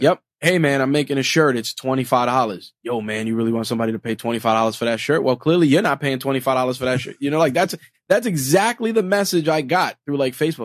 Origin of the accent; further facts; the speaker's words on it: New York City, New York, United States; being a New Yorker